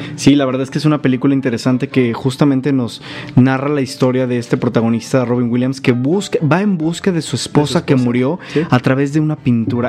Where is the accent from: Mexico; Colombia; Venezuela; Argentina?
Mexico; identifica como mexicanos